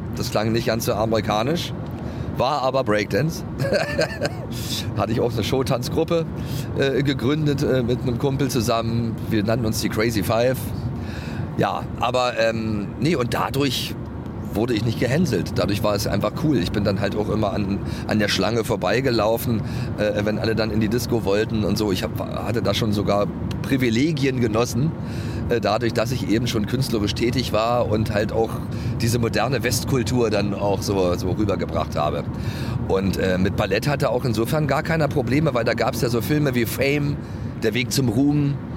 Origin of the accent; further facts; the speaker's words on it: East Germany, Germany; ich komme ja aus dem Osten